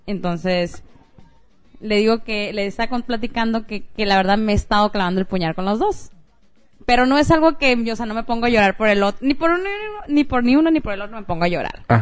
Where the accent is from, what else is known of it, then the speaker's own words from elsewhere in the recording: Sonora, Mexico; Sonora, de donde soy